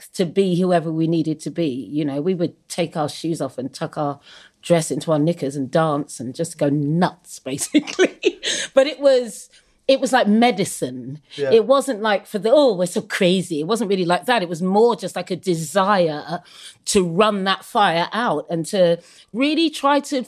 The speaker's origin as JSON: {"language": "English", "area": "Suffolk", "region": "East of England", "country": "United Kingdom", "tie": "born or raised there", "said": "I grew up in Suffolk in the 70s"}